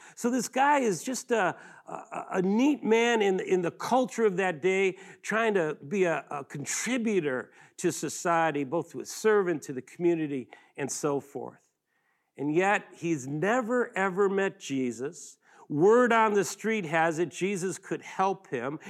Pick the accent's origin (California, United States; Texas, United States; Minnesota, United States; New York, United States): New York, United States; Buffalo; I grew up in Western New York, uh, Buffalo, the Niagara River, and the famous Niagara Falls